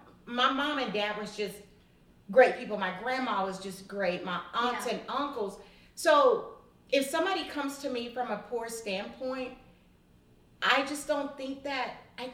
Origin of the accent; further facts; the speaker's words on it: Texas, United States; I'm a Texas girl.